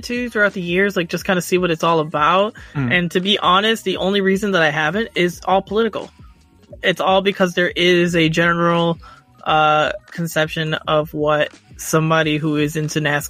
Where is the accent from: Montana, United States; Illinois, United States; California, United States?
Illinois, United States; Chicago; I'm from Chicago